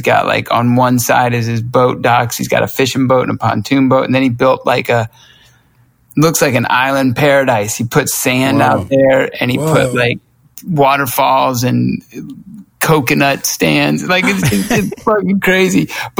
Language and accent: English; Lawrenceville, Georgia, United States; But when I grew up in Lawrenceville, Georgia, it was, you'd take off on your bike